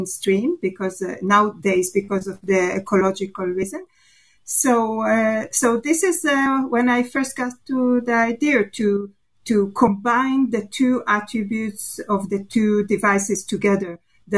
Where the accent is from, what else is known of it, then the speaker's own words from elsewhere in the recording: Israel; I'm from Israel